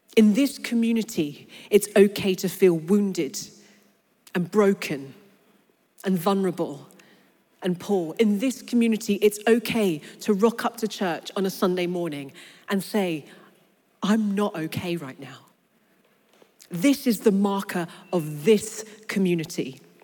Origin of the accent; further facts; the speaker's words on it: London, United Kingdom; I was born and raised in London. But I grew up on a council estate in North London